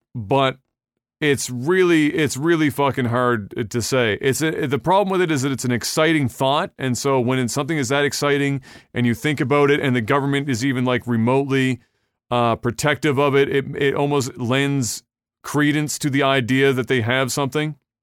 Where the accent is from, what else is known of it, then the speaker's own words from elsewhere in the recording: Canada; we, as Canadians